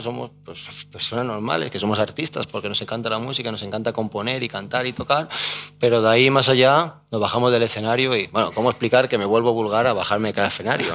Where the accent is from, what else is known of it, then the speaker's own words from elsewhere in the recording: Salamanca, Castile and León, Spain; now in Madrid, Spain; Yo soy salmantino